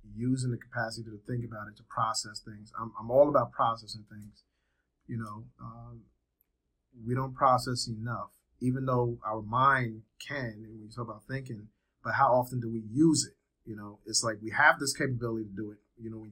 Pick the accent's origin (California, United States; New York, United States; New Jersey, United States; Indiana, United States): New Jersey, United States; Trenton; moved away as an adult; also born or lived in Liberia; now in Georgia, United States; lived in Trenton, New Jersey when I came to this country. Grew up in Trenton, New Jersey.